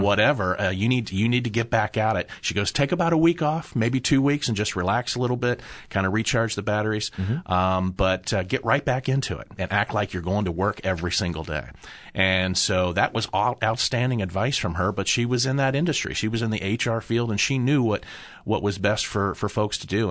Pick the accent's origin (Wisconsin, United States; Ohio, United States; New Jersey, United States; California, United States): Ohio, United States; Upper Arlington; I grew up in Upper Arlington